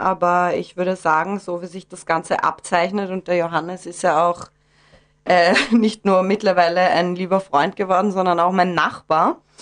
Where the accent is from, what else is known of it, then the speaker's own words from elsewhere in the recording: Vienna, Austria; now in Gesäuse, Austria; bin gebürtige Wienerin